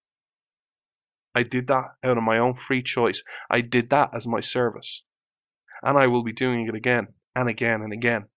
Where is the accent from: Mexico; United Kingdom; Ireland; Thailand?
Ireland; I was born in Ireland